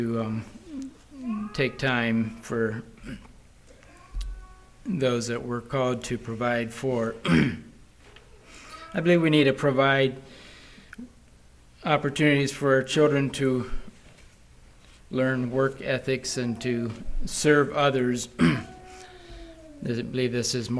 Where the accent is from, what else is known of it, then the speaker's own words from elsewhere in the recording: Wisconsin, United States; we're from Wisconsin